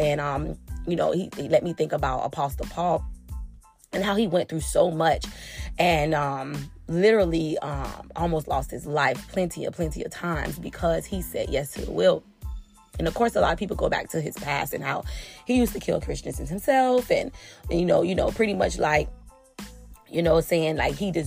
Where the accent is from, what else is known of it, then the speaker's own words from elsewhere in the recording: Florida, United States; I'm from Florida